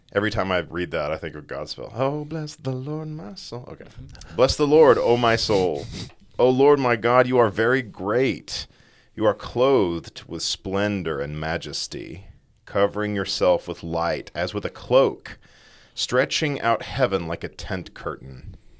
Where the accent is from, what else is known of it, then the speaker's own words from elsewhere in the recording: East Texas, United States; now in West Texas, United States; growing up in East Texas, where you're basically in forest and there's lots of trees